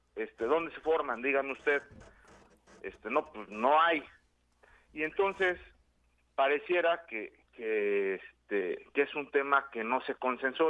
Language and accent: Spanish; Yautepec, Morelos, Mexico; en mi pueblo también, en Yautepec